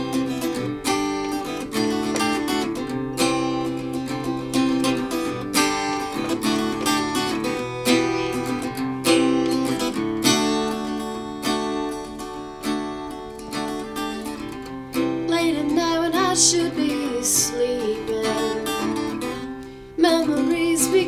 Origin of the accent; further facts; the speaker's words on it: Midwest, United States; also born or lived in Indiana / Minnesota / Iowa; So I was raised in the Midwest